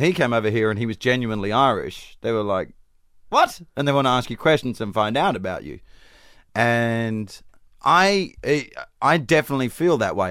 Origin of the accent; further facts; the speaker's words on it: Perth, Western Australia, Australia; accent: Australian; moved away; I'm from Perth, which is the most secluded city in the world